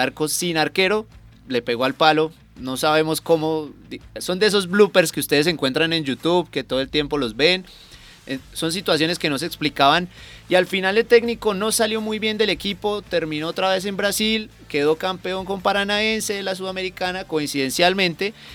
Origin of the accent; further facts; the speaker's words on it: Colombia; como colombianos